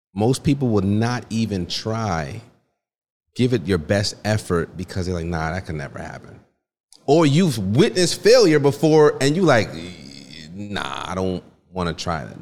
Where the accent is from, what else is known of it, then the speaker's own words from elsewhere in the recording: Stamford, Connecticut, United States; also born or lived in Port-au-Prince, Haiti; I was born in Port-au-Prince, Haiti, raised in Stamford, Connecticut